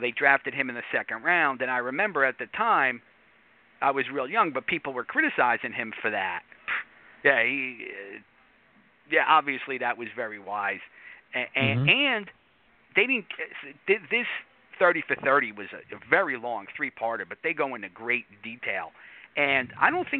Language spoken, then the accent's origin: English; United States; I'm New York area